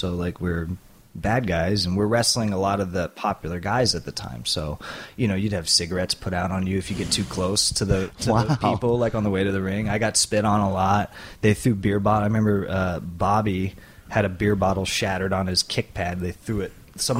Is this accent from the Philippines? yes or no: yes; Philippines; even though he's Japanese and I'm Filipino.